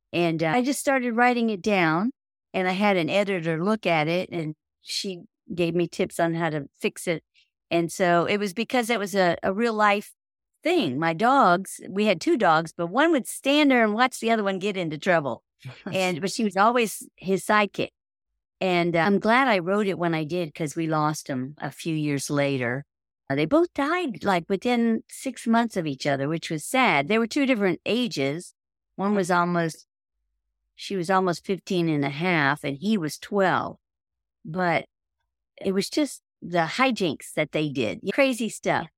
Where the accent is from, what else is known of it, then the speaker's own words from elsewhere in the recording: Miami, Florida, United States; moved away as an adult; I grew up in Miami, Florida. and I lived there until I graduated from high school